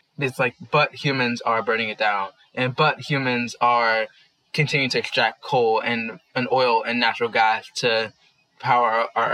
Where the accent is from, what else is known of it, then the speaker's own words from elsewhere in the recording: Washington, District of Columbia, United States; moved away as an adult; now in New York City, United States; I was born and raised in Washington, D.C.